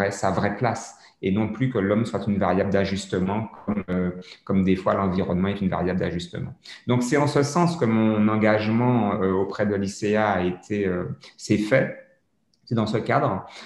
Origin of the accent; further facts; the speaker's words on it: French Antilles, France; Moi, je suis totalement, totalement fier d'être français, mais je suis français caribéen. Je suis un français et je suis caribéen. Je suis un antillais convaincu, mais euh, de nationalité française.